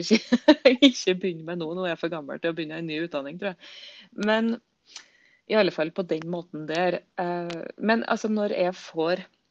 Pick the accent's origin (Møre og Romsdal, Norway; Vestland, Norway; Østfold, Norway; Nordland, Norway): Møre og Romsdal, Norway; Surnadal; moved away; ble boende hjemme i Surnadal kommune, sikkert der jeg kommer ifra.